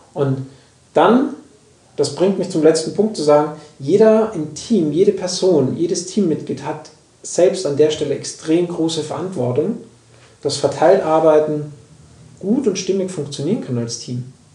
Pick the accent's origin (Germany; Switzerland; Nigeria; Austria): Austria; moved away; ich komme aus Österreich